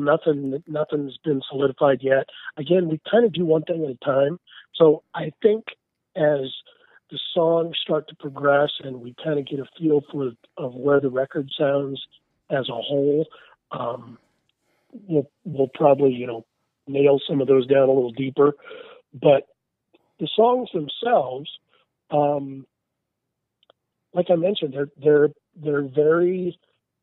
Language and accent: English; Nebraska, United States; I'm originally from Nebraska. I'm from the Midwest